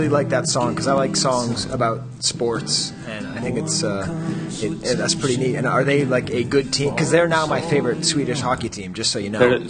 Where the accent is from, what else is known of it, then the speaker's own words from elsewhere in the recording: Boston, Massachusetts, United States; I'm from Boston